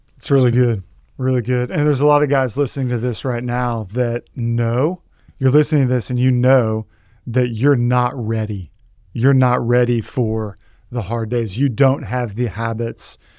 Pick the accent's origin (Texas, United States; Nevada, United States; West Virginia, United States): Texas, United States; I, I'm from Texas